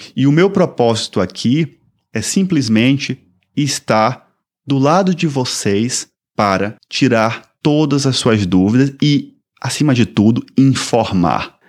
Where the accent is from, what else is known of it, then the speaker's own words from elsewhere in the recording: Salvador, Bahia, Brazil; moved away as an adult; also born or lived in São Paulo; now in Toronto, Canada; sou brasileiro, sou natural de Salvador, Bahia e resido aqui em Toronto